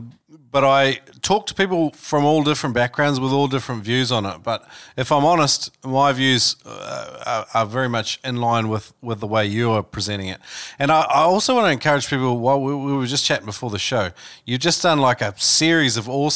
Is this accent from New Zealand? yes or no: yes; New Zealand; I grew up in New Zealand, and we all grew up speaking Maori